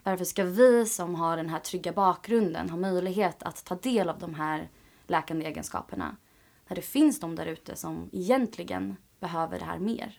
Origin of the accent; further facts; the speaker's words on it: Åkersberga, Stockholm County, Sweden; jag är ju från Sverige, mm. från mm. Åkersberga